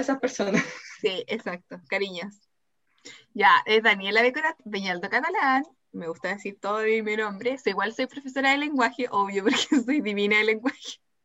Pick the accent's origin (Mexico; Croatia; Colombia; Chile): Chile; Temuco, Araucanía; Soy de Temuco